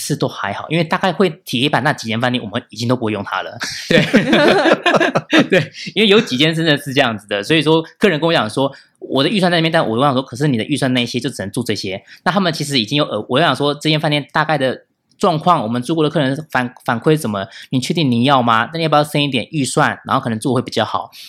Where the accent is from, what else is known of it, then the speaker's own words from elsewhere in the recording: Japan; Chinese is a second language; 那其实我们日本人会比较喜欢看的是日本的在地的评价。